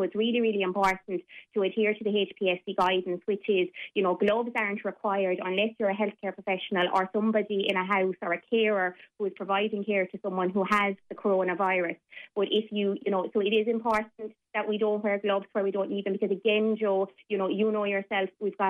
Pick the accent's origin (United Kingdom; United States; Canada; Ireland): Ireland; I know as Irish people, we tend to be very proud and we tend to, you know, try to be very independent.